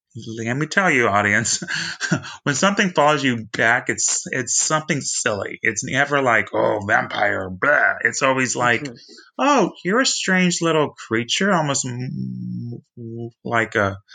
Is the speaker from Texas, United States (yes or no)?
yes; Texas, United States; I'm from Texas